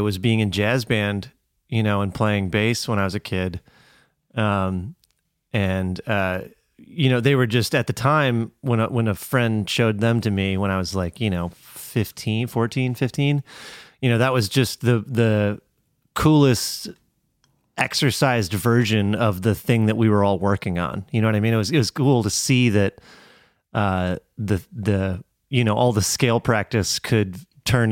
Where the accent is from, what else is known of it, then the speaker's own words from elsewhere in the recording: Middleton, Wisconsin, United States; I'm from Middleton, Wisconsin